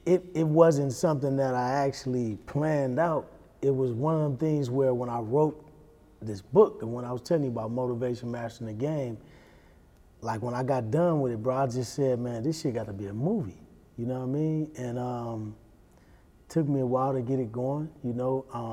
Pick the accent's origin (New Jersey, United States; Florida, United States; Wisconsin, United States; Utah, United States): Wisconsin, United States; Milwaukee